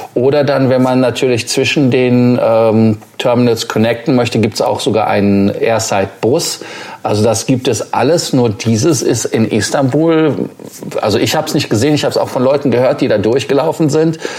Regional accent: Germany; als Deutscher

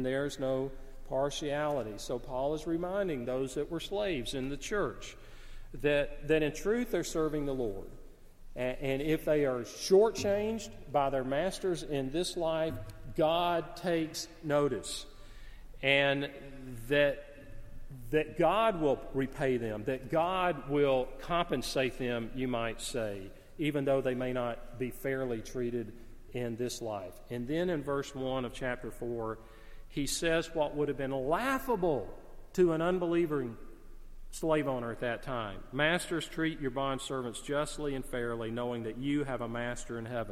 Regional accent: the South, United States; I grew up in the South. I love the South

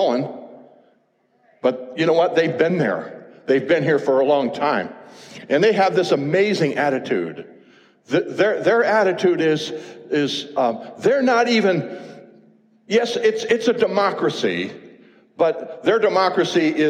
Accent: United States; as an American, I've loved my country all these years.

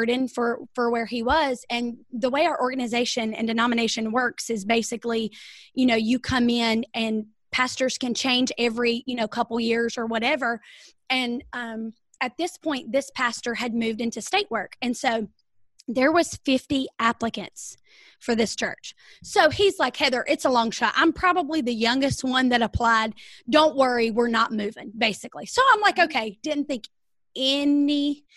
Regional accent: Rock Hill, South Carolina, United States; I am from South Carolina, Rock Hill, South Carolina

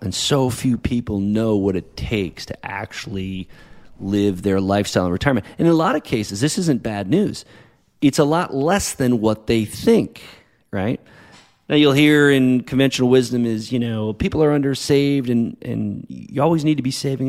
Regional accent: New England, United States; also born or lived in Boston; now in La Jolla, United States; growing up in, in New England area as it is now living out here in California.

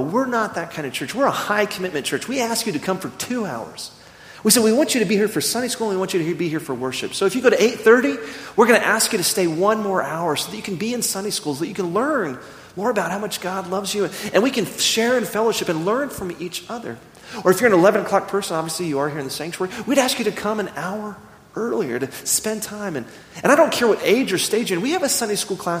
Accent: Midland, Texas, United States; growing up in Midland, Texas

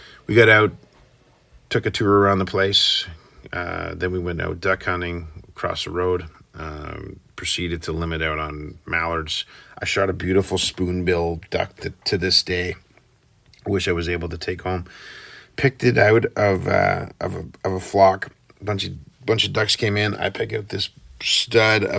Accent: Canada; we're from Canada

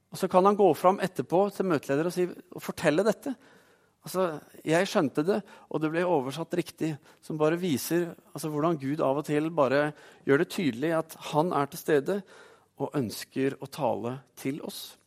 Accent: Oslo, Norway; Når jeg var tenåring, så vokste jeg opp i Oslo

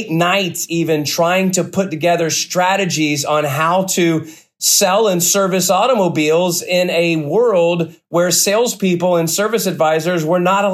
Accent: Cincinnati, Ohio, United States; I'm from the Cincinnati area

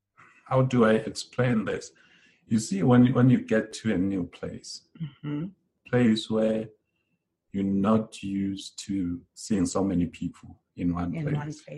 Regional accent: Estcourt, KwaZulu-Natal, South Africa; now in Johannesburg, South Africa; because now I'm from Escort all my life.

